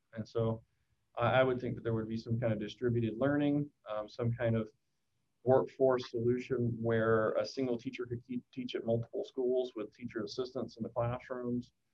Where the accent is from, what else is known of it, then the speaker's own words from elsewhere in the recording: Shreveport, Louisiana, United States; my hometown of Shreveport, Louisiana